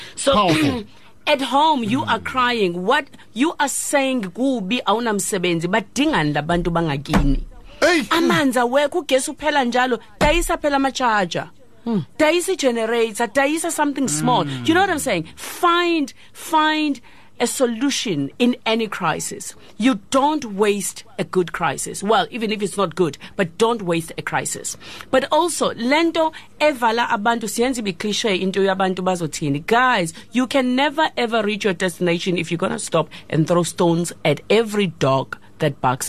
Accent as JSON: {"language": "English", "country": "South Africa", "said": "But also, the good news is that we are South African."}